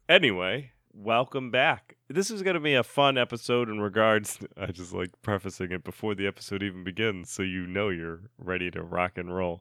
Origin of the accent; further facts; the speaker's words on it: Connecticut, United States; moved away; we're originally from Connecticut